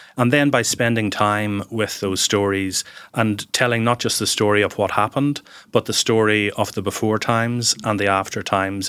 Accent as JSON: {"language": "English", "town": "Lawrencestown", "region": "Northern Ireland", "country": "United Kingdom", "tie": "born or raised there", "also_born_or_lived": "Banbridge, County Down", "said": "I was born in Banbridge, County Down, and grew up in a small village nearby called Lawrencestown"}